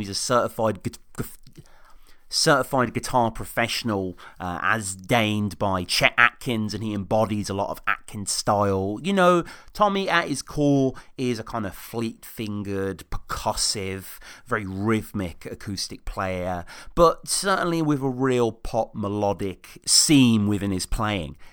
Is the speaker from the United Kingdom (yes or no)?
yes; Birmingham, West Midlands, United Kingdom; moved away as an adult; now in Oxford, United Kingdom; Birmingham, uh, my hometown. I'm in living Oxford at the moment